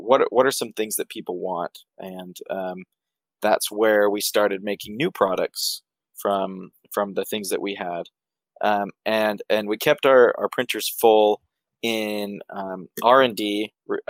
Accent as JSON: {"language": "English", "region": "Idaho", "country": "United States", "said": "We moved back home. We're from Idaho. We moved back home"}